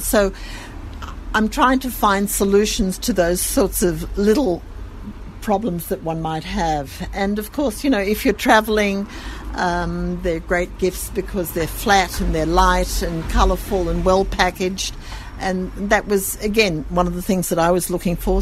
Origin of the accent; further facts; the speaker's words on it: Sydney, New South Wales, Australia; accent: Australian; moved away as an adult; now in Jerusalem, Israel; I come from Sydney, and there the you know the, the Jewish community is wonderful.